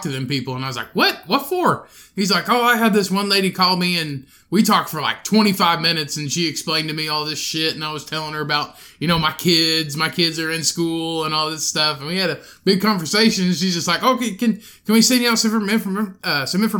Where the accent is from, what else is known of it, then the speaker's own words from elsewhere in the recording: Indiana, United States; where are you from? And I said, well, Indiana